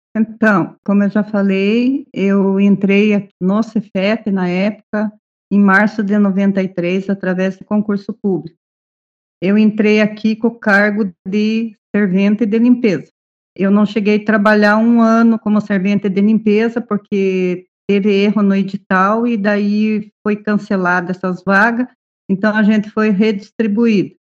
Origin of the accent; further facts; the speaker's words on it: Ponta Grossa, Paraná, Brazil; Sou daqui de Ponta Grossa.